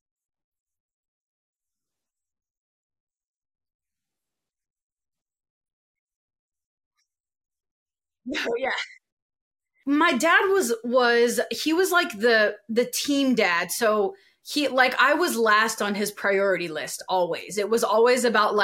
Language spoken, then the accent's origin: English; Louisiana, United States; I'm from Louisiana